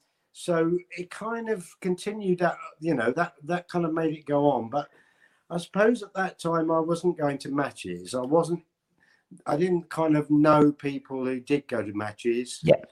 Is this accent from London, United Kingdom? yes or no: yes; London, United Kingdom; born there; I suppose I'm an Arsenal supporter because I was born in North London.